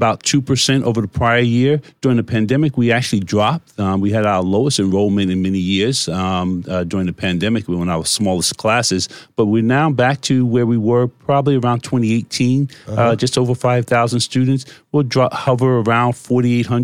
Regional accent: Jersey City, New Jersey, United States; I'm born and raised in Jersey City, New Jersey

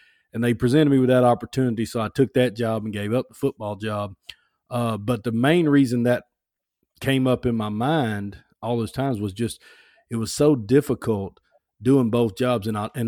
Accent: Alabama, United States; I'm from Alabama, South Alabama. I went to Foley High School, and I went to University of Alabama.

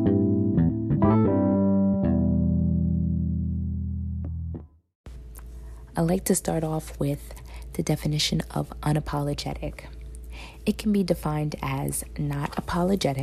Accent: New York City, New York, United States; me being raised, born and raised in New York City

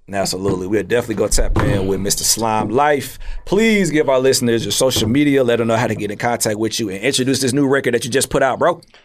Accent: Atlanta, Georgia, United States; I'm from Atlanta

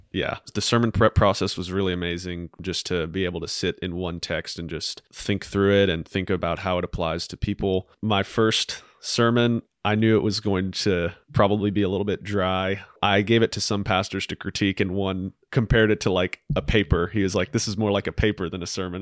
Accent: Huntsville, Alabama, United States; I'm from Huntsville. I grew up in a great family

